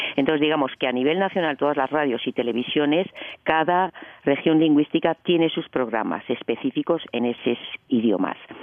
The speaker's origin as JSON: {"language": "Spanish", "town": "A Coruña", "region": "Galicia", "country": "Spain", "moved": "yes", "lives_now": "Switzerland", "said": "Yo soy española, yo soy española, gallega, de La Coruña"}